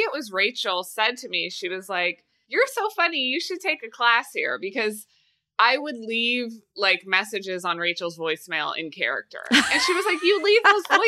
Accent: Kansas City, Missouri, United States; moved away; I'm from Kansas City, Missouri.

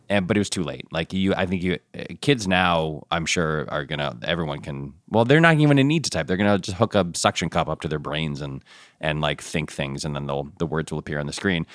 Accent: Ann Arbor, Michigan, United States; I was born in Ann Arbor

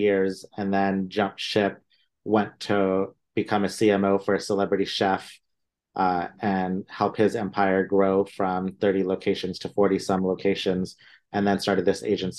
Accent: India; born there; But as not even a first generation Indian, I was born in India. From an Indian family going into art school, that was definitely a little not so common

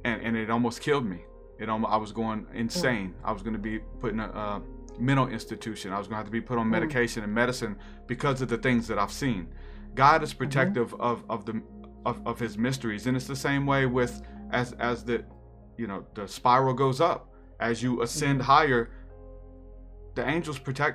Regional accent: New Orleans, Louisiana, United States; I'm from New Orleans

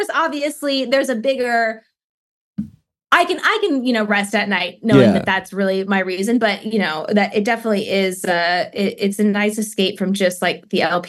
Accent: Eugene, Oregon, United States; moved away; my hometown, Eugene

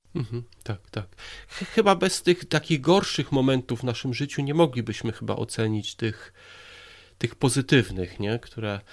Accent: Poland; moved away as an adult; now in England, United Kingdom; ja jestem tutaj 17 lat w Anglii, przyjechałem z Polski

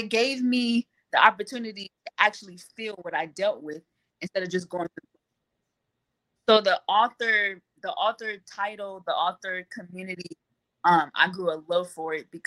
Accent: California, United States; I'm from California and it's hot out here.

